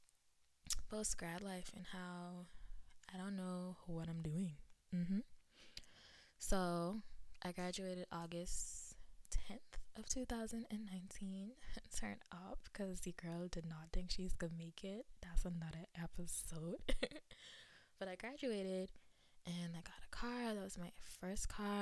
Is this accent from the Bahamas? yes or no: yes; Nassau, New Providence, Bahamas; moved away as an adult; now in Tennessee, United States; I was raised in Nassau, Bahamas. And I have lived in Tennessee since July of 2013.